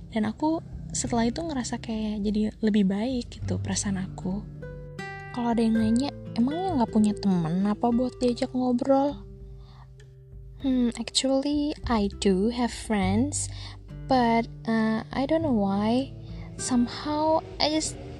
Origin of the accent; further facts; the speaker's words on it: Ambon, Maluku, Indonesia; aku tinggal di Ambon dan aku asli orang Ambon